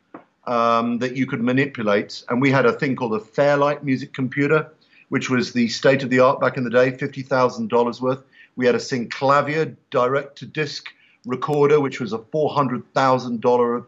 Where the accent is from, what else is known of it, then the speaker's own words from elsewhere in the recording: London, United Kingdom; moved away as an adult; also born or lived in Oxford, England / Cambridge, England; now in United States; I was born in London and was at Oxford University.